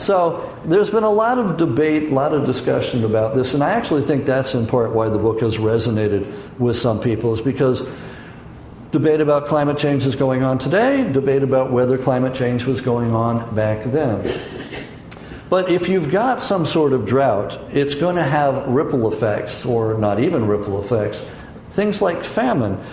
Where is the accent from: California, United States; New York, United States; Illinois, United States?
California, United States; San Francisco; I grew up in San Francisco, so I know earthquakes